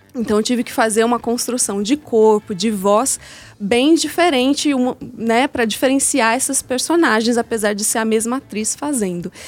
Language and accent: Portuguese; interior of São Paulo, Brazil; now in Belo Horizonte, Brazil; Eu sou do interior de São Paulo